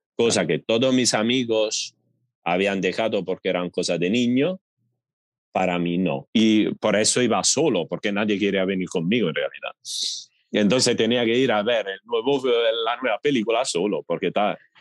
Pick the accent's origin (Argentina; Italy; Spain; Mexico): Italy; Spanish is a second language; moved away as an adult; en mi pueblo, en mi ciudad pequeña